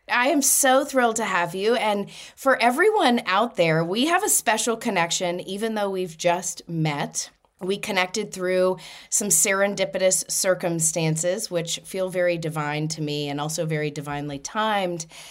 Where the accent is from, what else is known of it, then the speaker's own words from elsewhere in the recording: Louisiana, United States; moved away; I'm originally from Louisiana